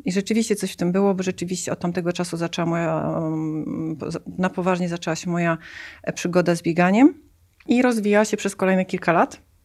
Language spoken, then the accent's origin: Polish; Tricity, Pomeranian Voivodeship, Poland; Paradoksalnie pochodzę z nadmorza, bo jestem z Trójmiasta.